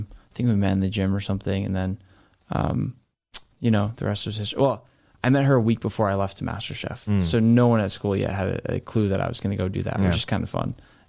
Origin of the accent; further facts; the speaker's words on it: Boston, Massachusetts, United States; No. I'm from Boston.